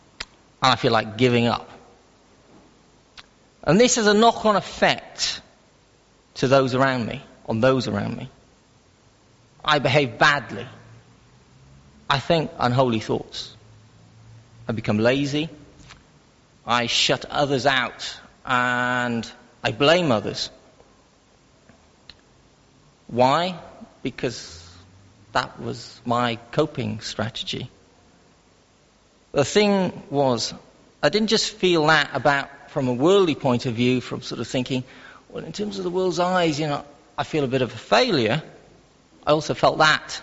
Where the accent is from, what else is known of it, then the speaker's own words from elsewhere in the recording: Wales, United Kingdom; I am Welsh